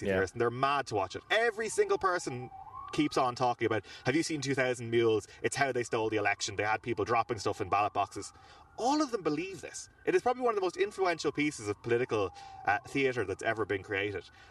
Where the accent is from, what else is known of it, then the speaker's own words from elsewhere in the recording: Ireland; we're Irish